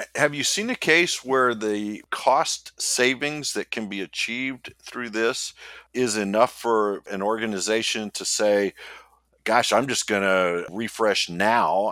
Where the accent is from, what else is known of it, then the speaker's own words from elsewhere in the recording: Midwest, United States; I am from the Midwest